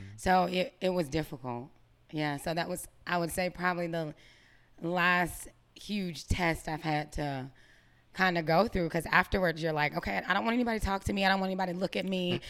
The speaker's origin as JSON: {"language": "English", "town": "Greenville", "country": "United States", "also_born_or_lived": "Atlanta", "moved": "as an adult"}